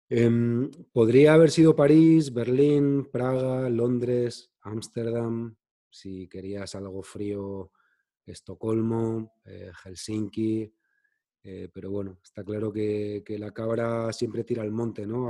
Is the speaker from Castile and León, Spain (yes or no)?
no; Madrid, Community of Madrid, Spain; also born or lived in Cádiz; yo nací en Cádiz, pero vivo en Madrid desde que tengo 10 años